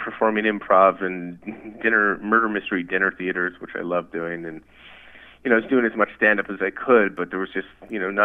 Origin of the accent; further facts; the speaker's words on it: Ottawa, Ontario, Canada; I am from Ottawa, and I am calling from Ottawa. I am back home at the house I grew up in as a child.